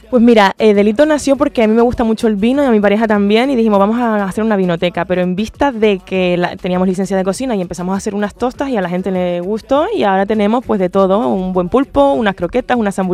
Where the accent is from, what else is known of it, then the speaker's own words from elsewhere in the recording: Canary Islands, Spain; moved away as an adult; now in Madrid, Spain; me vine de Canarias justo para Madrid para hacer El Rey León, ahí ya me quedé a finca.